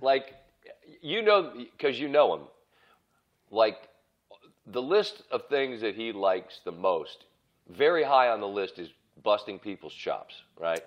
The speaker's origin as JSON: {"language": "English", "region": "Maryland", "country": "United States", "said": "I'm from Maryland"}